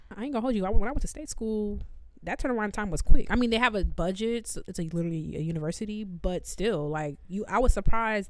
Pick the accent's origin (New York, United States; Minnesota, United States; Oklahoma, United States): New York, United States; New York City; I'm from the Bronx